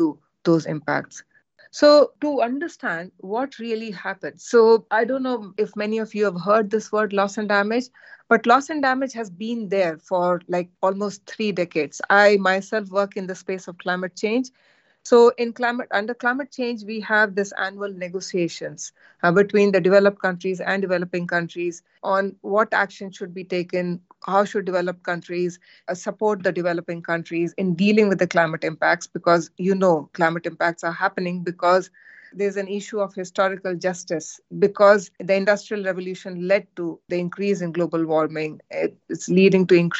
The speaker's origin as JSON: {"language": "English", "country": "India", "moved": "yes", "lives_now": "United Kingdom", "said": "I come from India"}